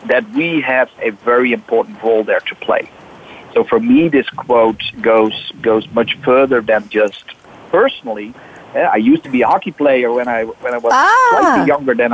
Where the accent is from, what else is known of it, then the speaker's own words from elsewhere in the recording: Netherlands; I'm from the Netherlands.